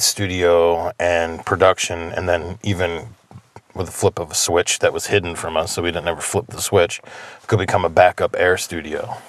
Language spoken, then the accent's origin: English; New Jersey, United States; also born or lived in Death Valley; now in Pioneer Valley, Massachusetts, United States; I am originally from New Jersey